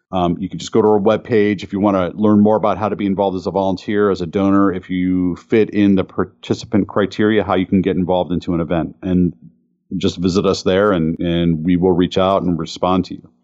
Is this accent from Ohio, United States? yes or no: yes; Cleveland, Ohio, United States; Growing up in Cleveland, uh, with the Ford engine plant forty minutes or less from my house